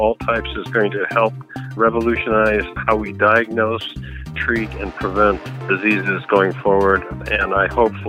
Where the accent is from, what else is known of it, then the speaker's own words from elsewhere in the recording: Watertown, New York, United States; I grew up in Watertown, New York, which is frequently described as being 350 miles north of the main channel of thought